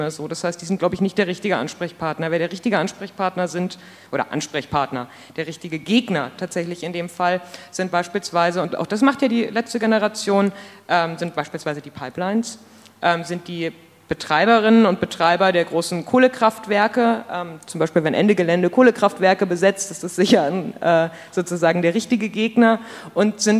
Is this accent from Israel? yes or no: no; Munich, Bavaria, Germany; ich komme aus München